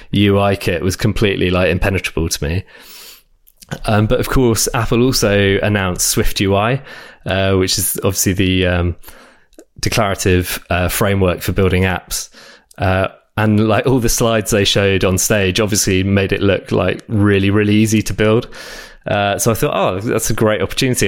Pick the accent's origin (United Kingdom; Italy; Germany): United Kingdom; South of England; also born or lived in France; now in London, United Kingdom; I grew up in uh, south of England